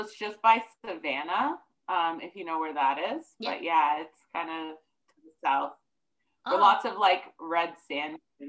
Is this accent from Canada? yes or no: yes; Ontario, Canada; also born or lived in Athens, Georgia, United States; But I was actually born in Athens, Georgia. So I'm an American and a Canadian.